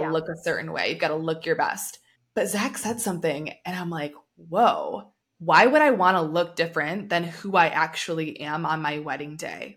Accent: United States; I'm coming from America where what's pushed is meat and protein.

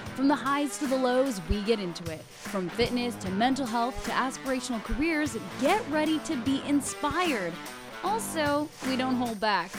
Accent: Canada; my home country of Canada

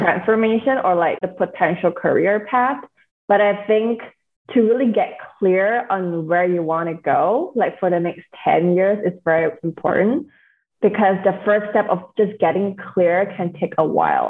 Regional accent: Singapore; now in United States; I am born and raised in Singapore. I'm currently living in the States.

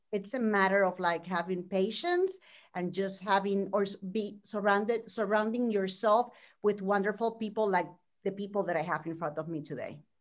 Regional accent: Puerto Rico; moved away as an adult; now in Orlando, United States; I'm from Puerto Rico. I was born and raised there.

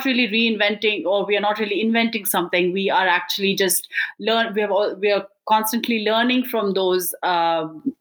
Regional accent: Bangalore, Karnataka, India; moved away; I'm an Indian immigrant from Bangalore, India.

